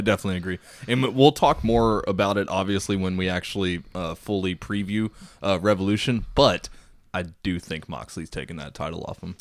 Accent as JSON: {"language": "English", "town": "Corpus Christi", "region": "Texas", "country": "United States", "tie": "born or raised there", "moved": "yes", "lives_now": "Austin, United States", "said": "I was born in Corpus, so I got nothing but love for Corpus Christi, Texas"}